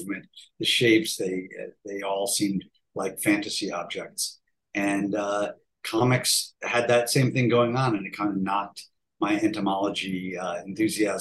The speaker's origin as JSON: {"language": "English", "town": "Cleveland", "region": "Ohio", "country": "United States", "tie": "born or raised there", "said": "I grew up in Cleveland, Ohio, and there was some fandom there"}